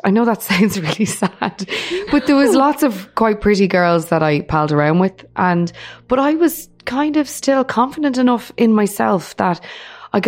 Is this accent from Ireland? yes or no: yes; Dublin, Leinster, Ireland; I was a really, really happy kid, brought up in Finglas, north side of Dublin